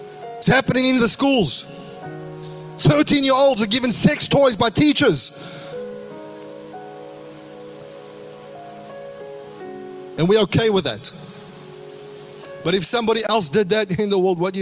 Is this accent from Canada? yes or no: no; South Africa; now in Australia; growing up in South Africa